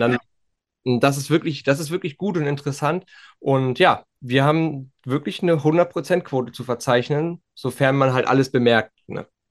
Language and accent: German; Western Pomerania, Mecklenburg-Vorpommern, Germany; bei uns in Vorpommern